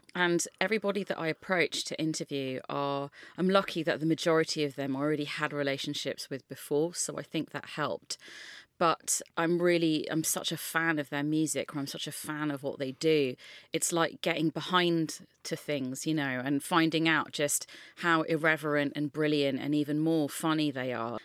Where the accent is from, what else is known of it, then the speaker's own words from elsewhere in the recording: London, United Kingdom; I grew up in West London